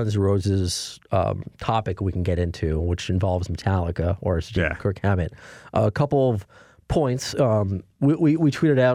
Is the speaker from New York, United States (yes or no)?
yes; New York, United States; I'm a New Yorker